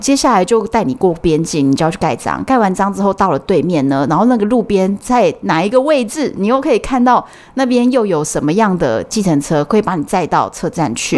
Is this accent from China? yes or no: no; Taiwan; 我们是台湾的啊